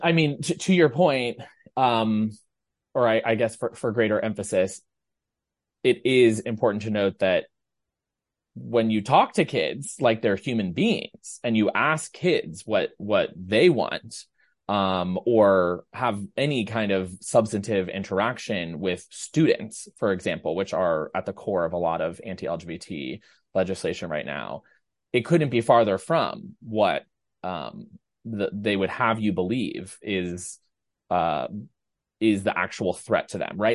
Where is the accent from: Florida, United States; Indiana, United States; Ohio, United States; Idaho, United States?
Ohio, United States; now in New York, United States; you and I both live in New York, but we're both from Ohio